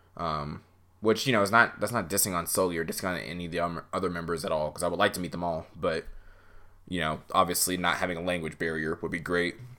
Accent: United States; as an American fan

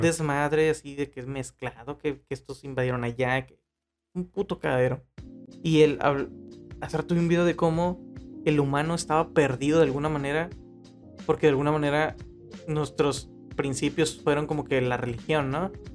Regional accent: Mexico

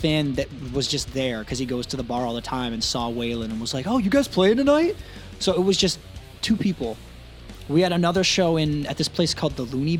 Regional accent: Jamaica; I made it because I'm Jamaican, but I look white.

